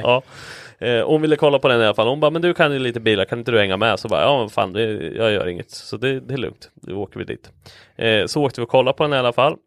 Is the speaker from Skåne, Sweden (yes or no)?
no; Linköping, Östergötland, Sweden; accent: östgötska; jag är ju från Linköping